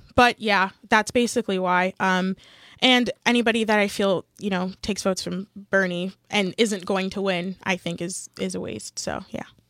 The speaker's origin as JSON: {"language": "English", "country": "Canada", "said": "I am also Canadian and I don't have dual citizenship"}